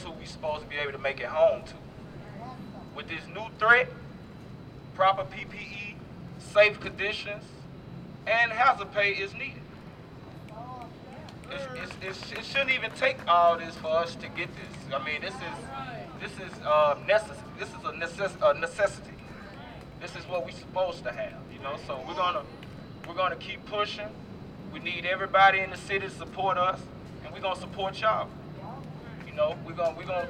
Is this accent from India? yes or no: no; Memphis, Tennessee, United States; now in New Orleans, United States; I'm from Memphis, Tennessee